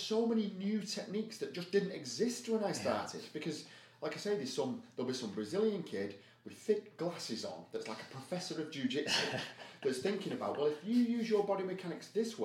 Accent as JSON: {"language": "English", "country": "United Kingdom", "said": "I'm so British"}